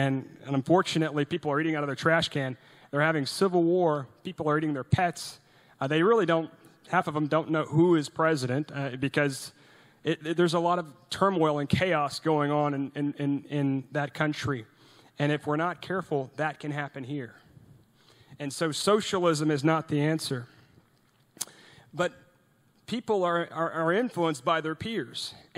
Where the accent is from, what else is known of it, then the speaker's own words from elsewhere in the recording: Norway; English is a second language; now in United States; And I'm from Norway. You know, I was born in Norway, and my mom's Norwegian, my dad's American.